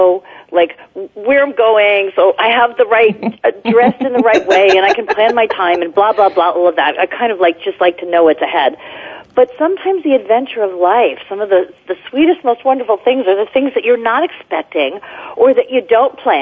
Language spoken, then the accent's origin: English; New Jersey, United States; now in California, United States; when I was growing up in New Jersey